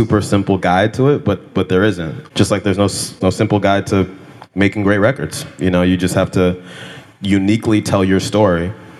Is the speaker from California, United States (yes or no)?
yes; California, United States; I grew up in California